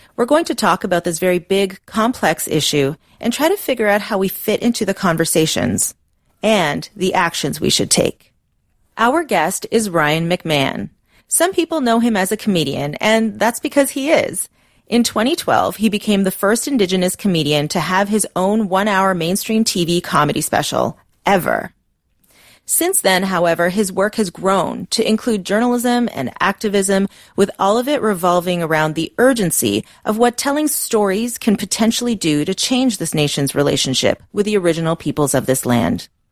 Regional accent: Canada; I was raised in the Canadian educational system

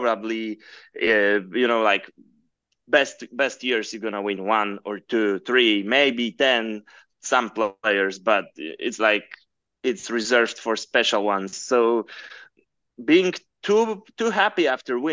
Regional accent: Poland; we are both from Poland

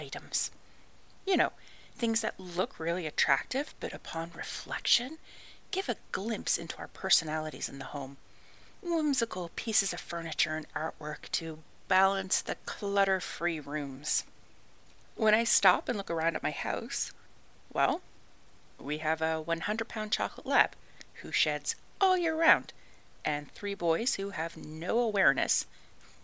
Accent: Canada; I am Canadian

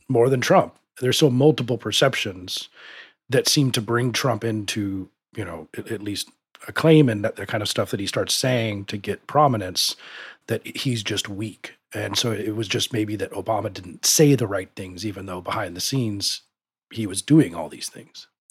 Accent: United States; being an American

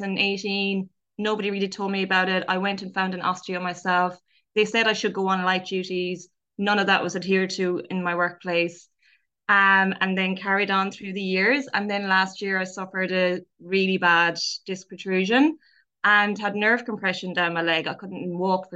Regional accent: Ireland; being Irish

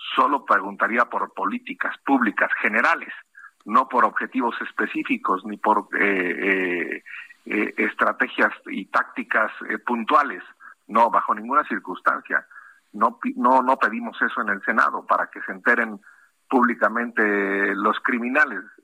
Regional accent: Mexico; como mexicanos

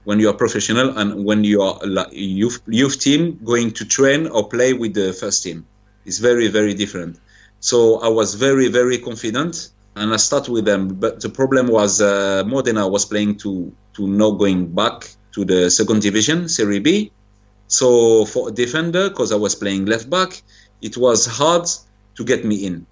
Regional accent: Paris, Île-de-France, France; English is a second language; moved away as an adult; now in Algiers, Algeria; I was born in Paris

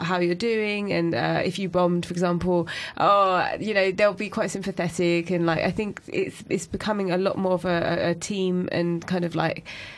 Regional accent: United Kingdom; I talk a lot about identity and being British Asian.

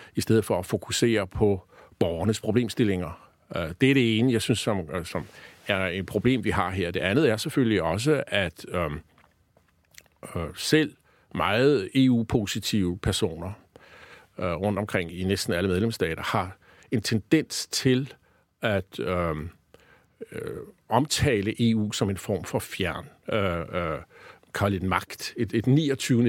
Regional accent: Denmark; vi som danskere

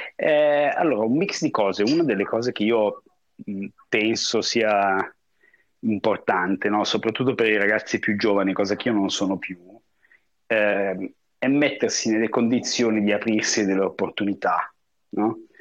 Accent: Como, Lombardy, Italy; moved away as an adult; also born or lived in Paris, France / New York, United States / Hong Kong; now in Miami, United States; sono sul lago di Como, che è anche il posto dove io sono nato e cresciuto

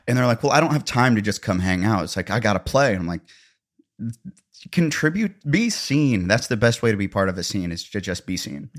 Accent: Missouri, United States; accent: Missouri-ish

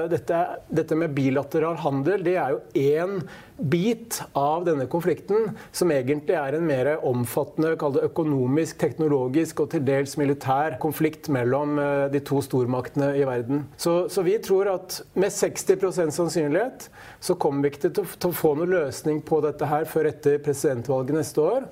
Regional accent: Hamar, Innlandet, Norway; på Hamar, der jeg kommer fra

